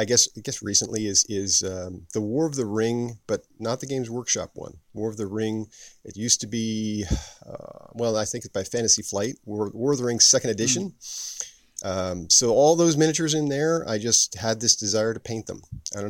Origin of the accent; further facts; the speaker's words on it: New Jersey, United States; I'm actually from New Jersey.